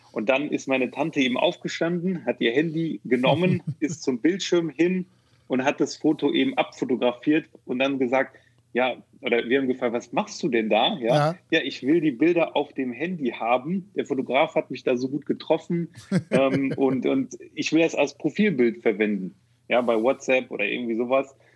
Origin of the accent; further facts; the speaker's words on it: Neuss, North Rhine-Westphalia, Germany; now in Düsseldorf, Germany; bin ähm, ursprünglich aus Neuss.